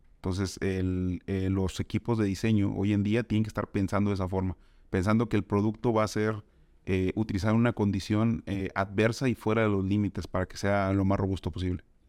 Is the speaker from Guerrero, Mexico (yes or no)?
no; Tampico, Tamaulipas, Mexico; moved away as an adult; now in Guadalajara, Mexico; soy originario de Tampico, Tamaulipas